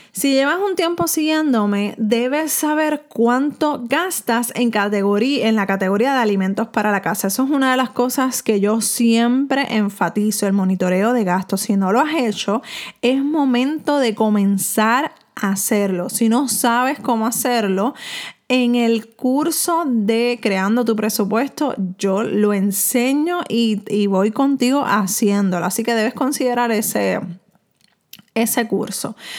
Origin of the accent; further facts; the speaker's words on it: Puerto Rico; aquí en Puerto Rico, donde yo me encuentro viviendo y de donde soy